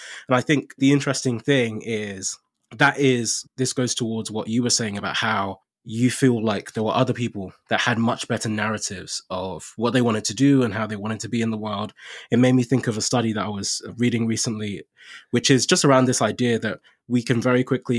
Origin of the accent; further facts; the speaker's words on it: Nigeria; now in United Kingdom; So I came to the UK from Nigeria. So being an immigrant and kind of not being from, I guess, this default path